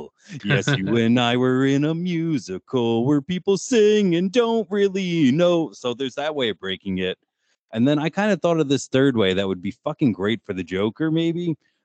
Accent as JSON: {"language": "English", "region": "New Jersey", "country": "United States", "tie": "born or raised there", "said": "We grew up in New Jersey."}